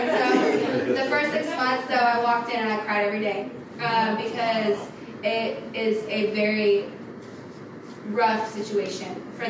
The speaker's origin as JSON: {"language": "English", "region": "New Mexico", "country": "United States", "moved": "yes", "lives_now": "Waco, United States", "said": "I'm not originally from Waco, so I'm from New Mexico, and so I came over here. I'd never been to Waco"}